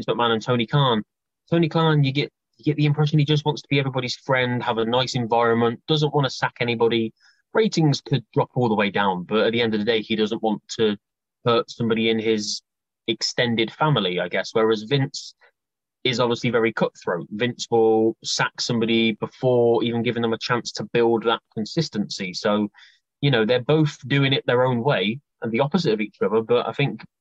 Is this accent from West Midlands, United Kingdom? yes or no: yes; Coventry, West Midlands, United Kingdom; A little place called Coventry, near Birmingham, quite like in the middle.